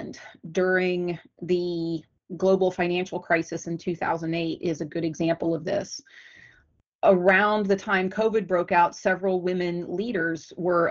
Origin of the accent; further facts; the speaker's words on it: United States; I'm from the United States